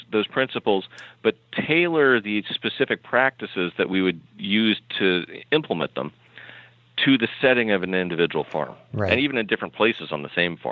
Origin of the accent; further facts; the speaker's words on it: California, United States; moved away; I'm from California originally